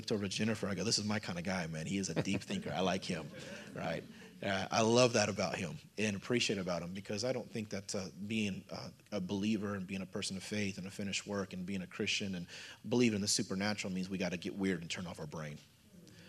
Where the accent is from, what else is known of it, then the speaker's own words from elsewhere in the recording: Missouri, United States; I'm from Missouri